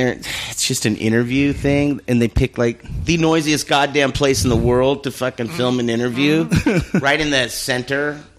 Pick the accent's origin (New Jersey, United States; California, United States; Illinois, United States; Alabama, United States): California, United States; Bakersfield; I'm from Bakersfield.